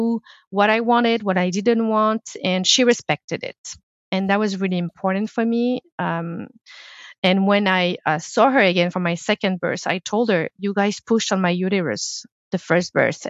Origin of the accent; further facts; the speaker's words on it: France; English is a second language; now in Canada; I come from France